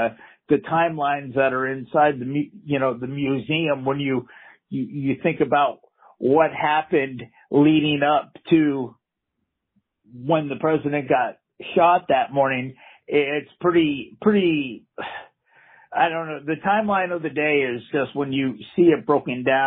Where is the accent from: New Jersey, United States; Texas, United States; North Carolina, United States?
Texas, United States; Dallas; moved away; the Metroplex is my hometown